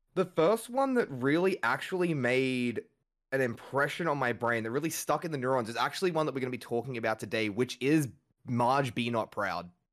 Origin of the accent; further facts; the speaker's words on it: Australia; as an Australian